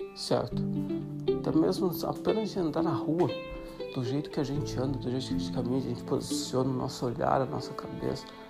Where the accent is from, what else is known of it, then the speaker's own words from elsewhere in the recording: Brazil; moved away; also born or lived in Uruguay / Colombia / Ireland / Greece; vai fazer sete anos que estou fora do Brasil